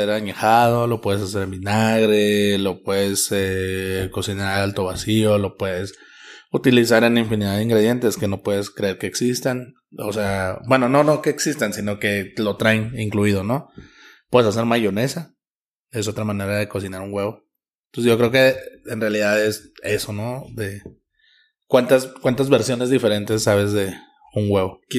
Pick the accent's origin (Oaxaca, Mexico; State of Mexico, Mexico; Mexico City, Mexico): Oaxaca, Mexico; Oaxaca de Juárez; moved away; En Oaxaca, yo soy de Oaxaca.